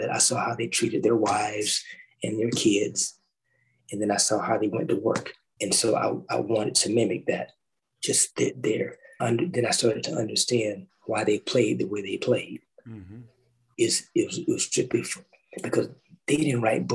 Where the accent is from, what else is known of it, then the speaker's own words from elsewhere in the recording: the South, United States; I grew up in the South